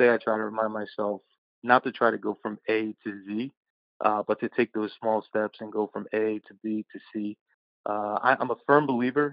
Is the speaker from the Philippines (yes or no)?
no; Philadelphia, Pennsylvania, United States; I was born and raised in South Philly